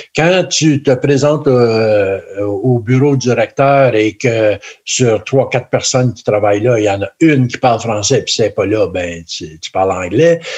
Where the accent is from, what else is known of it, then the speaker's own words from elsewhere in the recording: Northern Ontario, Canada; en Ontario français, ici, depuis moi je viens du Nord